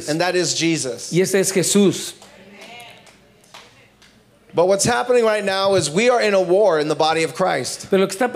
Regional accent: Houston, Texas, United States; Down south, I'm from Houston, Texas, y'all.

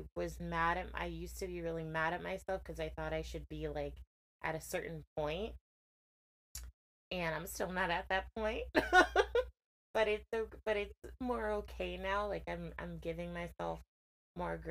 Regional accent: Connecticut, United States; also born or lived in Worcester, Massachusetts; I am from Connecticut, a very small town, although Connecticut is a small town in itself, but I'm from a small town, Connecticut.

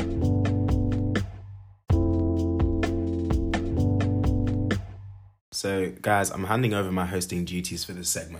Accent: London, United Kingdom; moved away as an adult; now in Birmingham, United Kingdom; I am from London, so I'm used to a certain standard of public transport

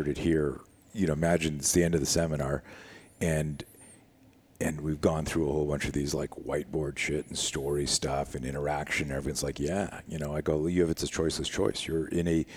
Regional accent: Canada; I was one of the top skiers in Canada. I grew up in Canada.

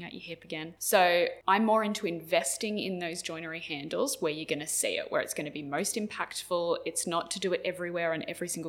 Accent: New South Wales, Australia; now in Queensland, Australia; I grew up in New South Wales

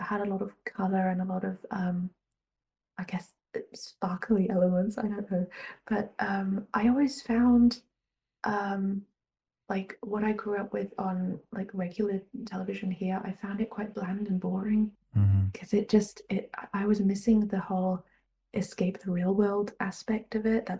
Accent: Germany; I was born in Germany, but I grew up bilingual because my mum is from the UK

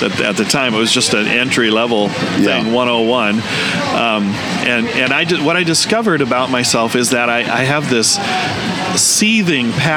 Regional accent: Lynden, Washington, United States; moved away as an adult; also born or lived in Minnesota / Ballard, Washington; now in Concrete, United States; I grew up in Linden.

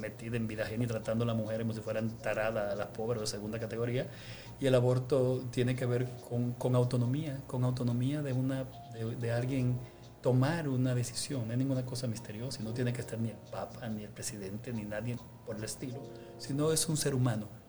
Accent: Dominican Republic; nosotros a veces como dominicanos

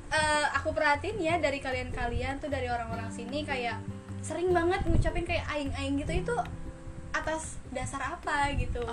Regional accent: Tangerang, Banten, Indonesia; first language Indonesian; now in South Kalimantan, Indonesia; aku tuh Jawa bukan uh. Sunda bukan soalnya orang tua sih Jawa cuma uh. aku lahirnya di Tangerang yeah. jadi ngomongnya bahasa Indonesia

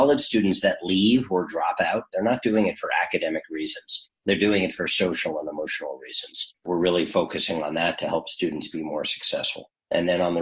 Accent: New York, United States; now in Frenchtown, New Jersey, United States; I'm a New Yorker through and through

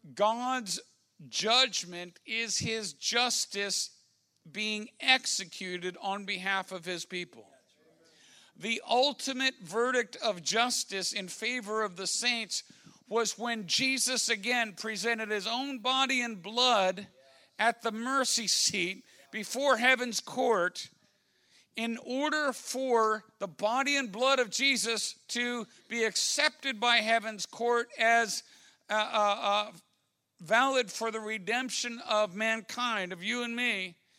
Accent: Washington, District of Columbia, United States; I'm from Washington, D.C.

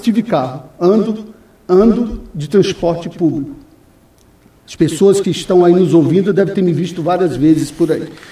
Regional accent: São Paulo, Brazil; moved away as an adult; also born or lived in Bolivia / Chile / Peru / Venezuela; now in Foz do Iguaçu, Brazil; eu saí do Brasil, doutor Nelson, em 1988 da minha cidade, de São Paulo.

